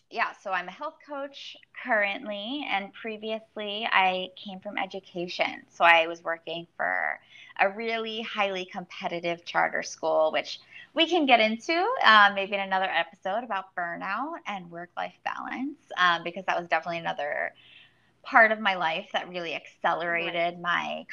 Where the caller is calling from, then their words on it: New York City, New York, United States; I am calling from New York City.